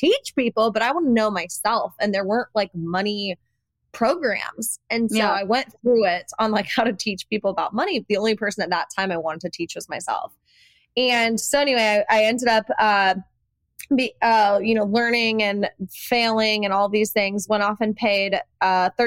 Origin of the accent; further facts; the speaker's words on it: Iowa, United States; I come from Iowa, so I had this like Midwestern work ethic